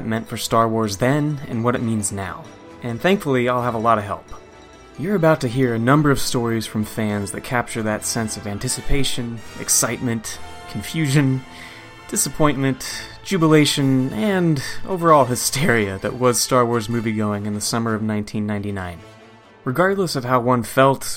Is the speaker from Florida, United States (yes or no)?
no; Goleta, California, United States; my hometown of Goleta, California